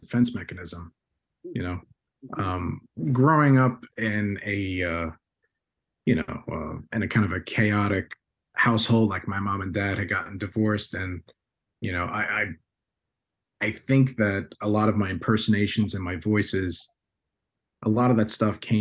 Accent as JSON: {"language": "English", "town": "Bayonne", "region": "New Jersey", "country": "United States", "tie": "born or raised there", "said": "growing up in Bayonne, New Jersey"}